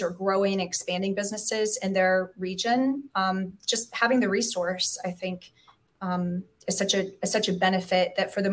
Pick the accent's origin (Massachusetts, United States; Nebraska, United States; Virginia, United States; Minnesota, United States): Virginia, United States; Hampton; moved away; I grew up in Hampton